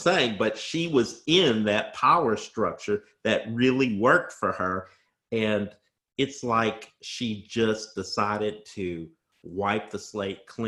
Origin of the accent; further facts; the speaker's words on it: Bloomington, Indiana, United States; accent: Southern Indiana; moved away; I was from Bloomington, Indiana, with my Southern Indiana accent.